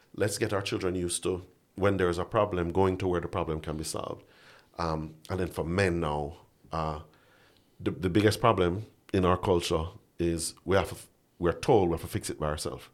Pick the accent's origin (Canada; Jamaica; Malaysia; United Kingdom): Jamaica; as a Jamaican man